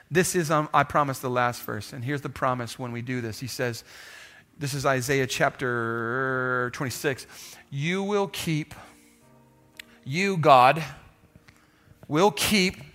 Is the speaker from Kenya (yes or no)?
yes; Kenya; now in Texas, United States; I grew up in Kenya. They didn't have houses. So when I moved back to, to, to Texas, we had a house.